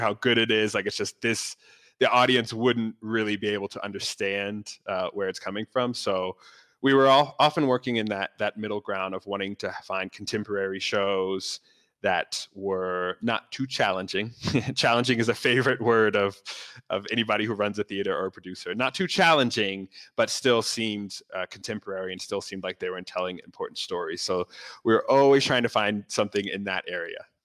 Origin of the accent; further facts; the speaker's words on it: Northern Virginia, United States; now in New York, United States; I grew up in Northern Virginia, really close to Washington, D.C.